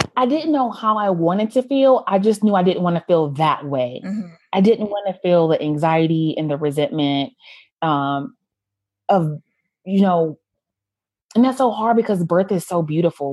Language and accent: English; United States; also born or lived in Haiti; I'm an American woman with a lot of privilege